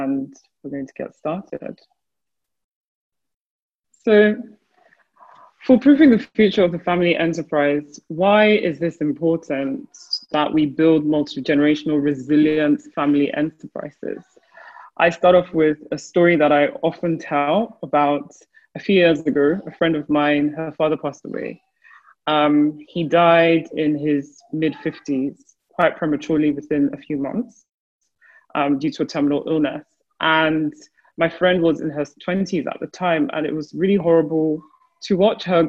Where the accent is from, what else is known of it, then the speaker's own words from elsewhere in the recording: Nigeria; My home country, Nigeria